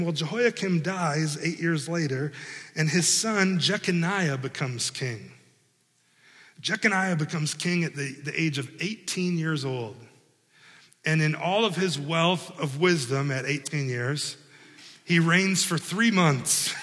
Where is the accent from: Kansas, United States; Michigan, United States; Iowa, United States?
Iowa, United States; moved away as an adult; now in Milford, Indiana, United States; I grew up in Iowa